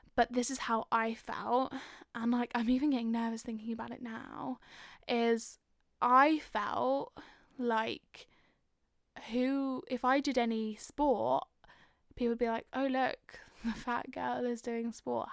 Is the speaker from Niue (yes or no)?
no; London, United Kingdom; I am from North London.